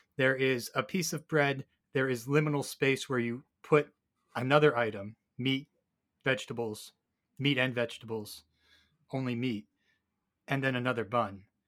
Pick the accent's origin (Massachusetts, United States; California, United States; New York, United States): New York, United States; as a New Yorker